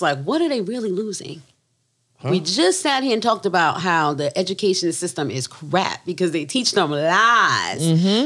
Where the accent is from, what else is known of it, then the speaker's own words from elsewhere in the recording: the North, United States; first language English; moved away; I'm from up north